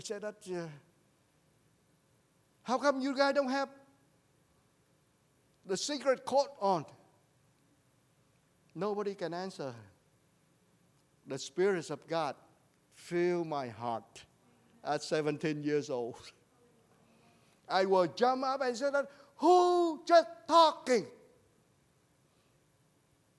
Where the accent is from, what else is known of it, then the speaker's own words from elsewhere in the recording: Vietnam; I am a prophet from Vietnam.